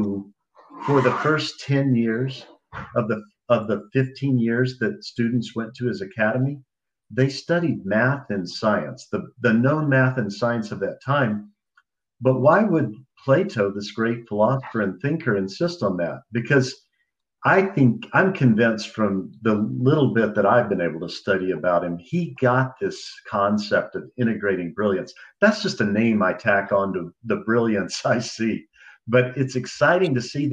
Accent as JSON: {"language": "English", "town": "Dallas", "region": "Texas", "country": "United States", "tie": "born or raised there", "said": "Dallas, Texas, my hometown"}